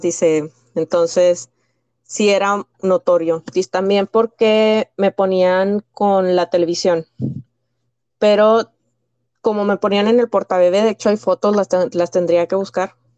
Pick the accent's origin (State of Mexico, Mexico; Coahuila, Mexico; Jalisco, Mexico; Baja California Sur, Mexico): Coahuila, Mexico; Piedras Negras; nací en el noreste de México, en, una, en el estado de Coahuila, en una pequeña ciudad llamada Piedras Negras.